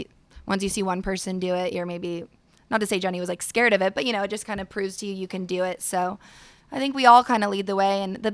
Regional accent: San Diego, California, United States; I grew up here in San Diego.

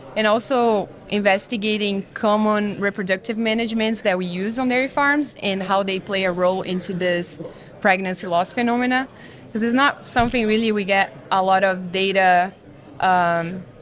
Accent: southern Brazil, Brazil; moved away as an adult; now in United States; I'm from Brazil, actually, southern Brazil. Small little town in the west part of my state

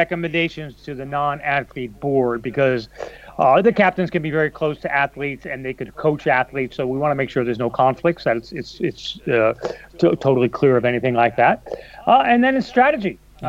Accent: United States; now in Europe; So I live in Europe. I'm an American, and I'm married to a Canadian

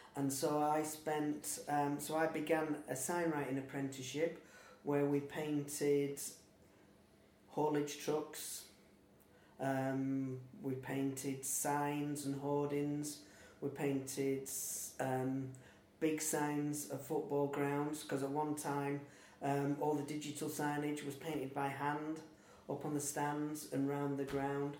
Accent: Lancaster, North West England, United Kingdom; also born or lived in Morecambe; I'm local, so I've lived in Lancaster, I've lived in Morecambe, I was born in Lancaster

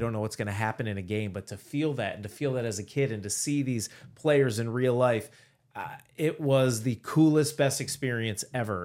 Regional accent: Cleveland, Ohio, United States; moved away as an adult; also born or lived in Syracuse; I grew up in Cleveland, Ohio

